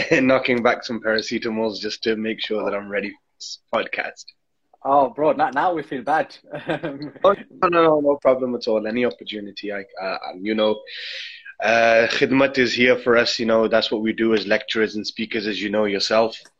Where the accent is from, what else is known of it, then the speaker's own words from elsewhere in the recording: Wales, United Kingdom; now in Manchester, United Kingdom; I'm originally from Wales, but yeah, I live in Manchester now.